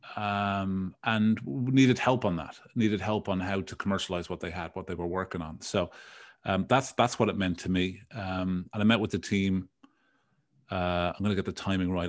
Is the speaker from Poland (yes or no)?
no; Dublin, Leinster, Ireland; moved away as an adult; now in United States; Born, born and raised in Dublin